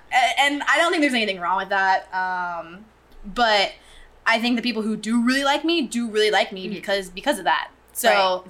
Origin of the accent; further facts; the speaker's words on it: Ocean Springs, Mississippi, United States; born there; So I was born in Ocean Springs, Mississippi.